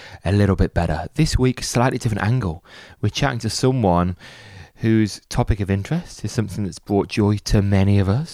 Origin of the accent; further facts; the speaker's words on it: Birmingham, West Midlands, United Kingdom; I'm from Birmingham, and I spent much of my childhood in a Cadbury social club